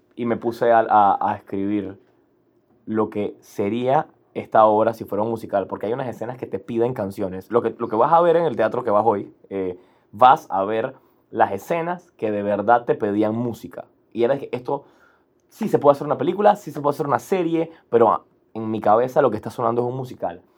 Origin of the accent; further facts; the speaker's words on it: Panama; crecimos como los panameños con un sentimiento kinda antigringoide